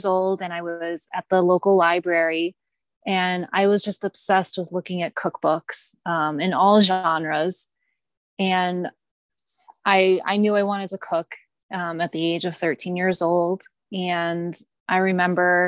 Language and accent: English; Massachusetts, United States; moved away as an adult; now in Bakersfield, United States; I lived in Massachusetts until I was 27 years old.